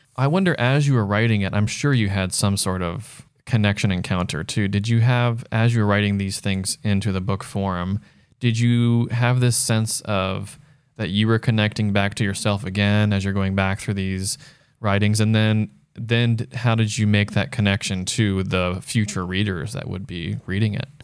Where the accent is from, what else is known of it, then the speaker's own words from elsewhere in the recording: United States; now in Los Angeles, United States; I'm one American City Boy